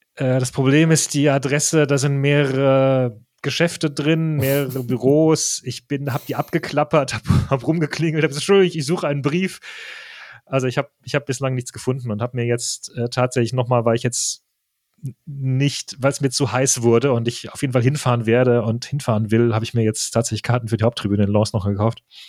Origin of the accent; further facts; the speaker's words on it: Germany; accent: German; also born or lived in Paris, France; bin in Deutschland geboren, aufgewachsen.